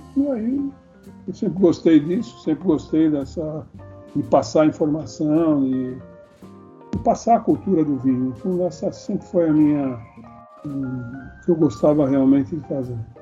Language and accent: Portuguese; Brazil; sou brasileiro